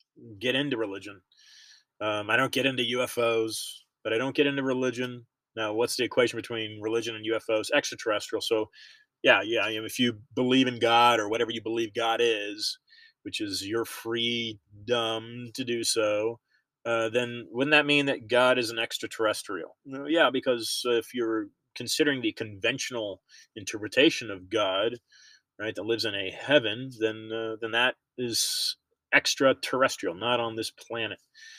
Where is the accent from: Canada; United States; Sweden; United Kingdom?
United States; I'm simply an American